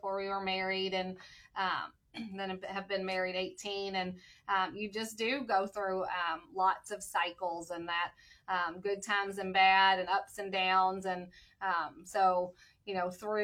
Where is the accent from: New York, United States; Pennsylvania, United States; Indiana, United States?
Indiana, United States; Floyds Knobs; also born or lived in New Albany, Indiana; I actually grew up in Floyd's Knobs and then moved to the New Albany area, but always right here in Southern Indiana